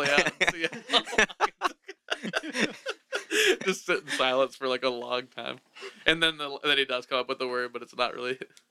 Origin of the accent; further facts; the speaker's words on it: Kansas, United States; I'm from Kansas. This is a breadbasket of the world